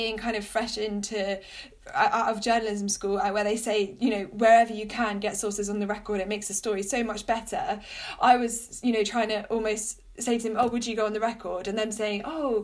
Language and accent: English; United Kingdom; I grew up near London, so could go into London to do various work experiences